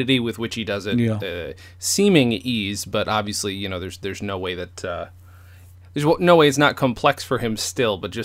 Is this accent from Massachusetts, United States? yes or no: no; upstate New York, United States; accent: upstate New York; I am from upstate New York, but if you do an upstate New York accent, it's like it's like every other, you know, every other strip along the Appalachians